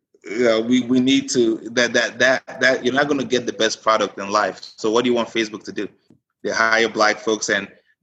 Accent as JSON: {"language": "English", "town": "Frisco", "country": "United States", "tie": "born or raised there", "said": "I grew up in Frisco"}